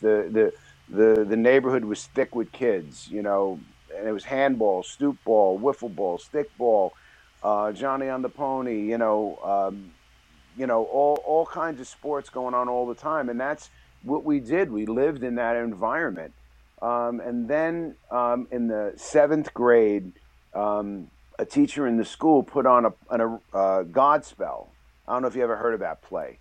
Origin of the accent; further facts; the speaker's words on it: New York City, New York, United States; I was born and raised in, in the Bronx